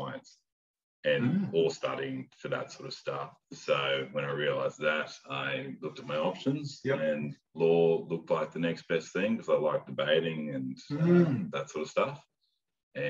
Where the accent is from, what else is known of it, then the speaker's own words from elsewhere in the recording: Brisbane, Queensland, Australia; Born in Marta, over at South Brisbane